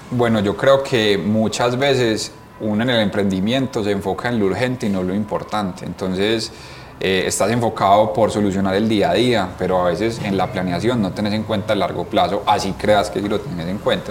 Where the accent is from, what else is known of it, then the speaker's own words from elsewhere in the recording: Colombia; nosotros somos súper orgullosos de ser 100% colombianos